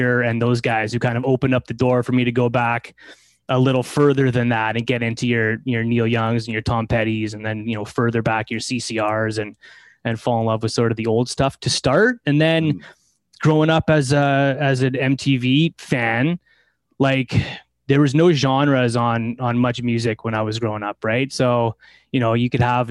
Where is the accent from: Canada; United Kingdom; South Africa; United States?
Canada; Delta, British Columbia; born or raised there